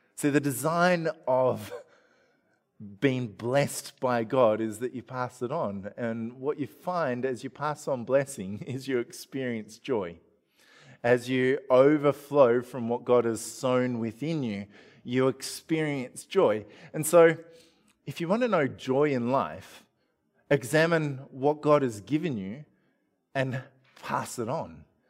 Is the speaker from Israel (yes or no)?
no; Australia; we're typical Australian family